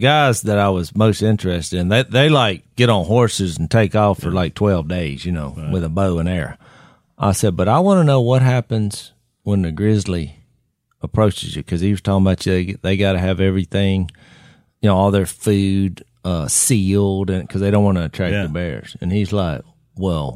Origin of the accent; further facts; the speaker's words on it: Louisiana, United States; I'm from Louisiana. You don't hear the way I'm talking right now